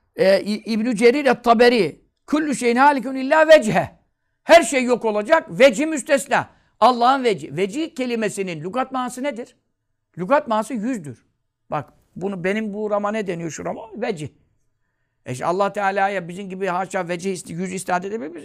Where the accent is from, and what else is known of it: Görele, Giresun, Turkey